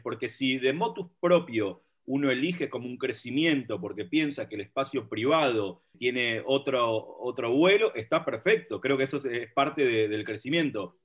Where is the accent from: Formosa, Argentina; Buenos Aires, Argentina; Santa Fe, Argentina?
Buenos Aires, Argentina; Villa Lynch; Vengo del barrio memorable de Villalinch, al igual que el señor Ale Abramovich